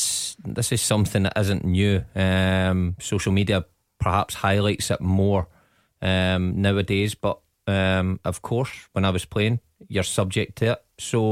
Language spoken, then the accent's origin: English; Glasgow, Scotland, United Kingdom; I grew up in the East End of Glasgow